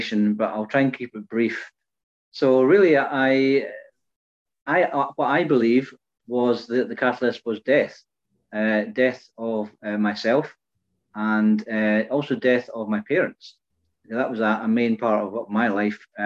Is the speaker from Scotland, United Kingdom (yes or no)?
yes; Fife, Scotland, United Kingdom; now in Peterhead, United Kingdom; originally, I was born and brought up in Fife, and I now live in the northeast of Scotland